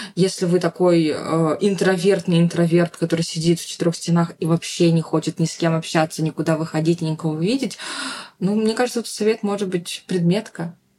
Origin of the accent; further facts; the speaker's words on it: Saint Petersburg, Russia; moved away as an adult; also born or lived in Yekaterinburg; now in Bali, Indonesia; не в самом Петербурге, откуда я родом